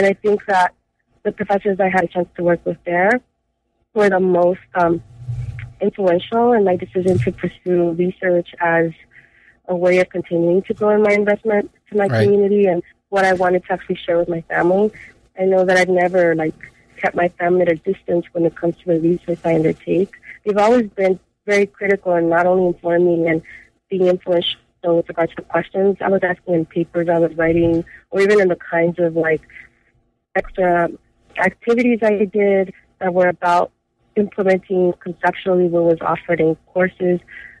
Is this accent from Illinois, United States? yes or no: no; Los Angeles, California, United States; I was raised in South Central Los Angeles, and a lot of what I think now, looking back, was very, very formative to my education growing up in South Central Los Angeles.